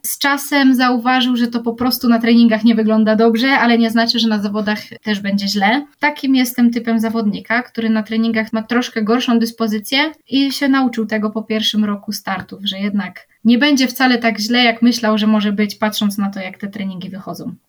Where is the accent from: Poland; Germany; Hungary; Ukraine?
Poland